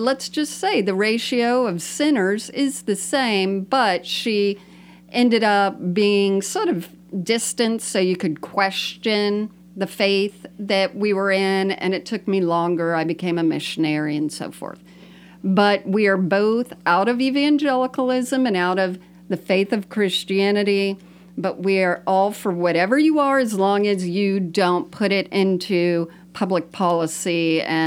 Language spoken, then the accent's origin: English; South Florida, United States; also born or lived in New York; Bonnie and I grew up together in South Florida